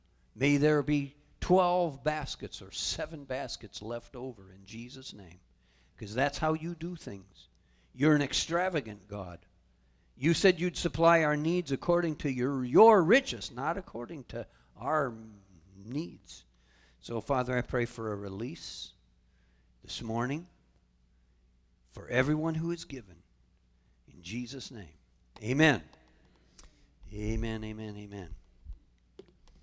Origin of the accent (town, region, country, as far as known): Michigan, United States; now in Port Charlotte, United States